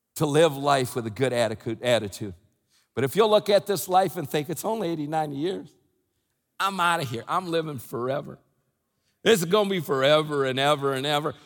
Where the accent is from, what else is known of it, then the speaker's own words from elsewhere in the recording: United States; moved away; I live outside the country, but, I, but, but I'm from the United States. I'm a U.S. citizen, American citizen